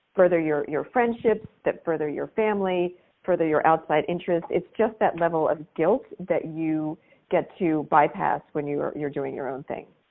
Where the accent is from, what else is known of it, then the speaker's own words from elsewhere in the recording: Maryland, United States; So, I grew up in Maryland, just outside of the uh, Naval Academy